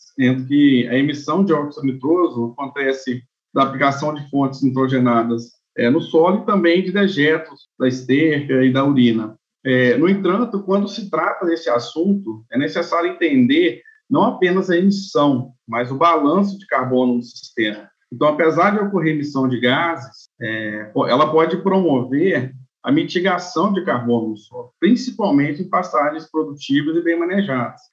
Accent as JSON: {"language": "Portuguese", "town": "Manhumirim", "region": "Minas Gerais", "country": "Brazil", "tie": "born or raised there", "also_born_or_lived": "Viçosa, Brazil / Denmark", "said": "Sou nascido em Manhumirim, cidade, Minas, estado de Minas Gerais, onde fica é, na região da Zona da Mata de Minas"}